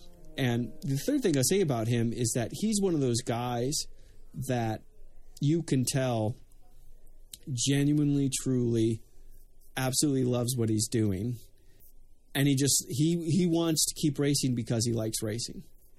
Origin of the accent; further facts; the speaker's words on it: United States; I as an American